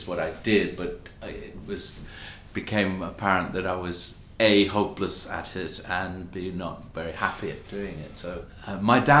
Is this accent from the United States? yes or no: no; Bahamas; moved away as an adult; I'm from the Bahamas, and I never thought that I could be an actor growing up in the Bahamas